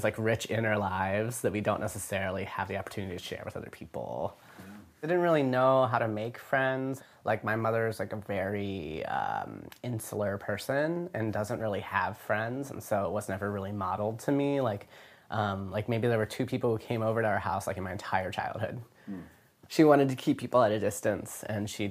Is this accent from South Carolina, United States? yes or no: no; Virginia Beach, Virginia, United States; I grew up in Virginia Beach, Virginia.